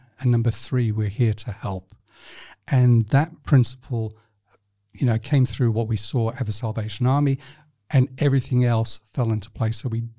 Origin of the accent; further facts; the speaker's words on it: Libya; born there; also born or lived in New Zealand / United Kingdom; I was born in Libya, North Africa, not the best country to be associated with.